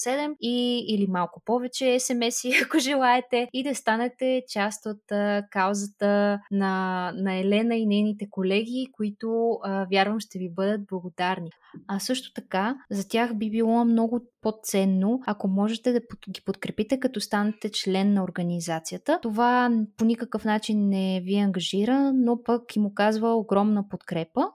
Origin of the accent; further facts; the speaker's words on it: Bulgaria; сме заобиколени като българи от а, прекрасна природа